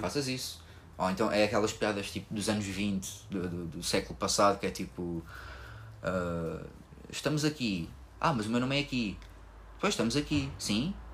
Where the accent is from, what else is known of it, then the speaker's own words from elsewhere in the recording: Lisbon, Portugal; Eu sou daqui de Lisboa